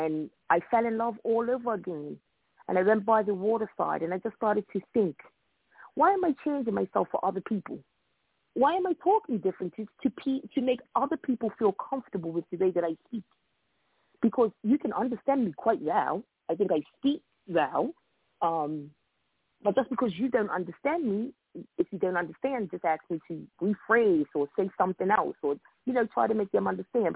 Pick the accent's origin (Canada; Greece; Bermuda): Bermuda; accent: Bermudian; moved away as an adult; now in Hartford, United States; I'm originally from Bermuda